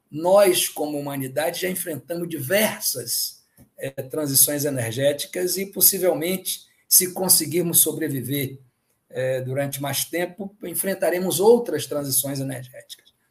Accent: Northeast Region, Brazil; Eu, como nordestino, fico muito contente

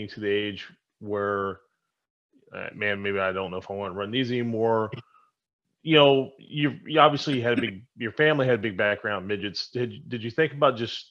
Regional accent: Southern Illinois, United States; I'm from Southern Illinois originally

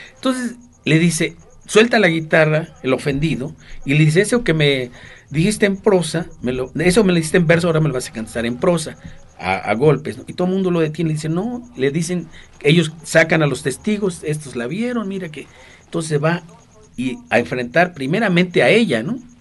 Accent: Mexico

